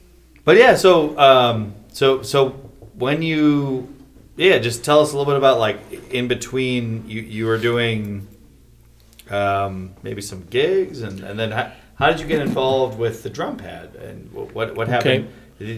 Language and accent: English; Wheaton, Illinois, United States; I grew up in Wheaton